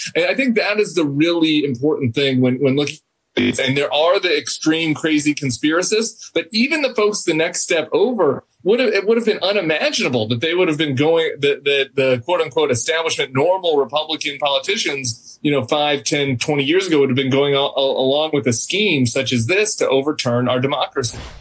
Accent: Colorado, United States; moved away; I was back in my home state, Colorado

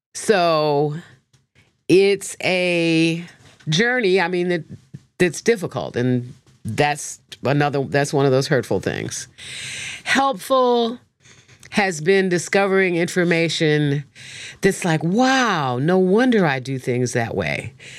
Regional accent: Chicago, Illinois, United States; also born or lived in South Africa; I'm from Chicago

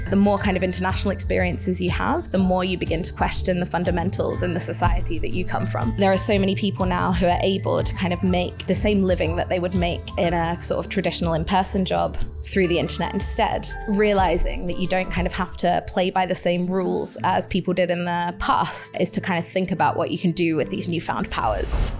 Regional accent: United Kingdom; my hometown here in the U K

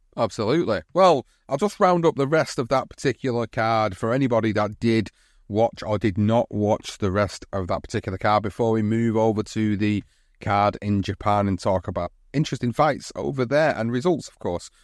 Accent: Oldham, North West England, United Kingdom; In my hometown of Oldham

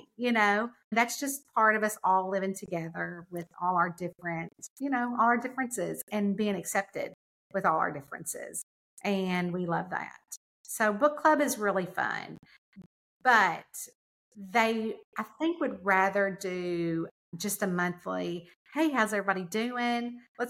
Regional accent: the South, United States; I'm from the South. We feel like when you come in, we have got an Entenmann's cake waiting on the table for you, a pot of coffee.

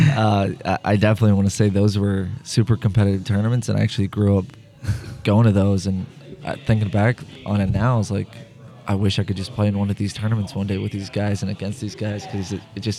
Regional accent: Bosnia & Herzegovina; I mean, if growing up in Bosnia and being Bosnian in general, I mean, over there, s- soccer is the only sport.

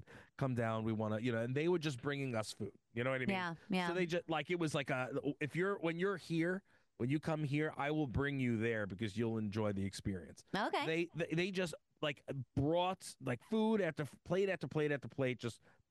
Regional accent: Uniondale, New York, United States; I grew up in Uniondale, New York.

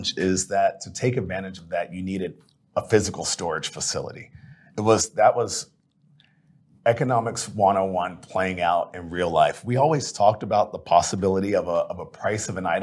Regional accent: Plano, Texas, United States; I grew up here in Dallas area. Grew up in Plano

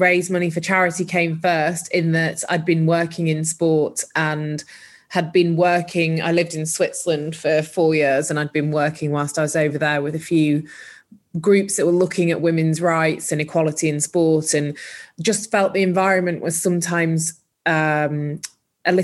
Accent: Huddersfield, Yorkshire and the Humber, United Kingdom; moved away as an adult; also born or lived in London; I grew up in Huddersfield in Yorkshire

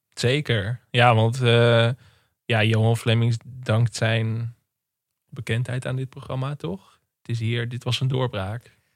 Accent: Enkhuizen, North Holland, Netherlands; ik ben opgegroeid in Enkhuizen

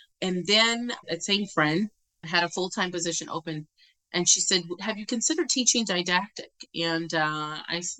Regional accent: Virginia, United States; I'm originally from Virginia

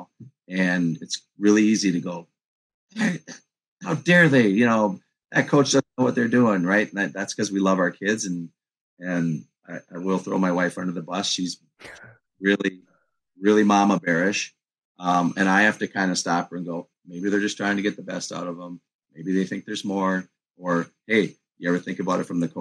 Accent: Minneapolis, Minnesota, United States; I'm from Minneapolis.

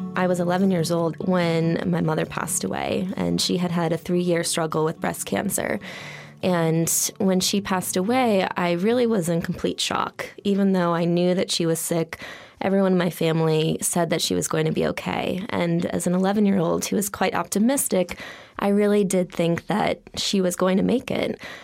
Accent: Holliston, Massachusetts, United States; I grew up outside of Boston, Massachusetts.

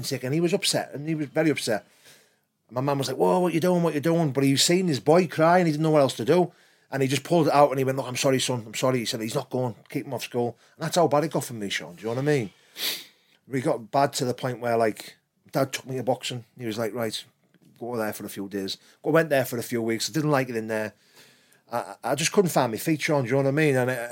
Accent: Middlesbrough, North East England, United Kingdom; growing up in South Bank wasn't hard for me. Like, it's my town

